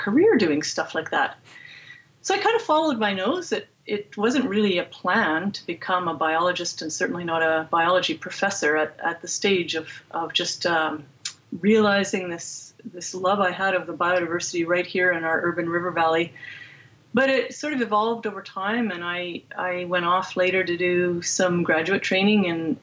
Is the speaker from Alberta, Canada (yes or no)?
yes; Edmonton, Alberta, Canada; I grew up here in Edmonton